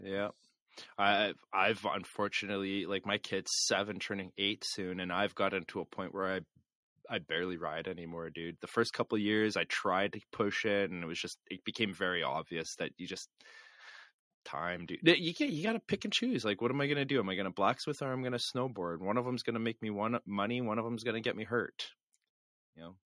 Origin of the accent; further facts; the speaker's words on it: Canada; We're just Canadian hosers.